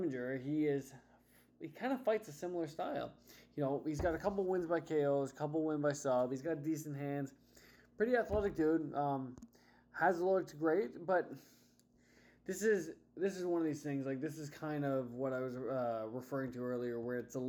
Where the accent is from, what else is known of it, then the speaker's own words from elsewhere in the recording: Canada; I'm Canadian